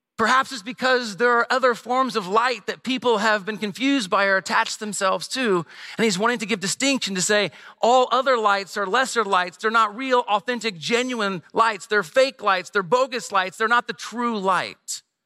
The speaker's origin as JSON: {"language": "English", "region": "Midwest", "country": "United States", "tie": "born or raised there", "also_born_or_lived": "Bloomington-Normal, Illinois", "moved": "as an adult", "lives_now": "San Diego, United States", "said": "we grew up here in the Midwest, uh, but twelve years ago, moved to San Diego."}